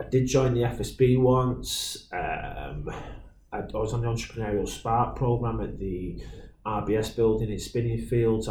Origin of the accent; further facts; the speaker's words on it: Stalybridge, North West England, United Kingdom; it was in my hometown. You know, and I was born in Stalybridge